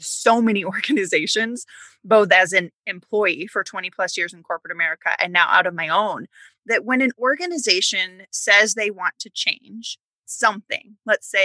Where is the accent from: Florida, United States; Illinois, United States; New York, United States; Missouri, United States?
Illinois, United States; also born or lived in Wisconsin; I grew up in Illinois